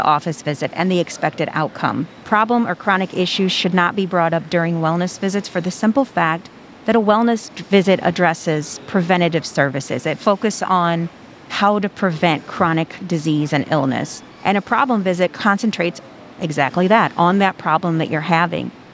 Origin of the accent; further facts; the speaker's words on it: Watseka, Illinois, United States; moved my way into my hometown, Watsika, when they built the facility there